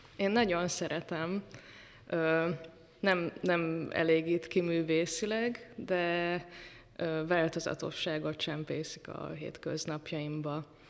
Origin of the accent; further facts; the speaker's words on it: Bonyhád, Tolna, Hungary; moved away; also born or lived in Pécs; beírt a zeneiskolába, még Bonyhádon ott születtem